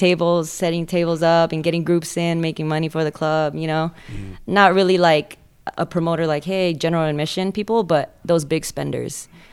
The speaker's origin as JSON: {"language": "English", "area": "the Bay Area", "region": "California", "country": "United States", "tie": "born or raised there", "moved": "as an adult", "lives_now": "Las Vegas, United States", "said": "I'm from Cali. All over California, actually. I grew up in the Bay Area, and then I went down to Southern California before moving to Vegas."}